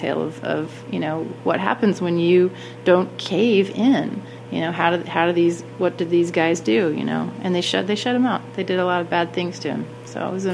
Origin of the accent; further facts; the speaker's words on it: Lawton, Oklahoma, United States; I'm from Lawton, Oklahoma, which you might have heard is a quaint little military town south of here.